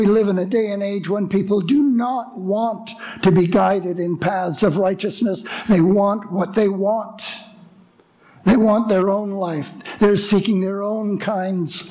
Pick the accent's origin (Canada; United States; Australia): Canada; Montreal, Quebec; As a young man growing up in Montreal